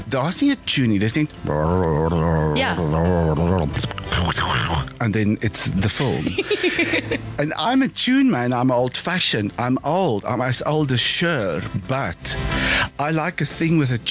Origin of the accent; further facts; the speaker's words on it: Free State, South Africa; I grew up in the Free State.